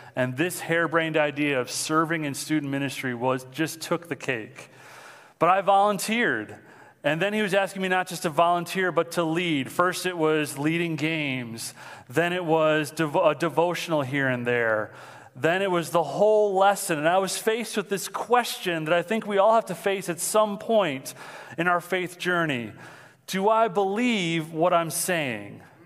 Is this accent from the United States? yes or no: yes; Mount Clemens, Michigan, United States; I'm from Mount Clemens, so that's where I'm living right now